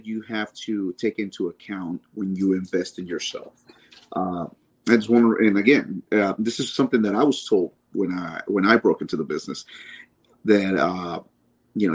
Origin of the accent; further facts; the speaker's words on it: Dallas, Texas, United States; also born or lived in Mexico; my hometown